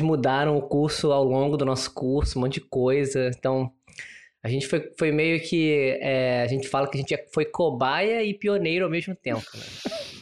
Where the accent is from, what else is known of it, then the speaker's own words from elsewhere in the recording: Rio de Janeiro, Brazil; accent: carioca; moved away as an adult; also born or lived in São Paulo / South Africa; now in Singapore; nasci no Rio, tem. Quer dizer, tem 38 anos já. É, e era muito engraçado, porque eu só saí do Rio quando eu me formei na faculdade